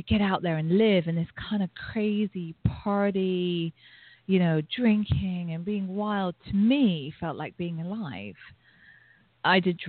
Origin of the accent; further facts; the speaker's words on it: England, United Kingdom; I grew up in England